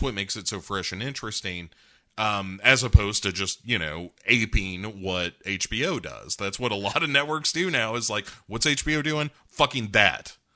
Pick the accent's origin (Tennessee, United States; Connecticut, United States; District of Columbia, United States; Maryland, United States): Tennessee, United States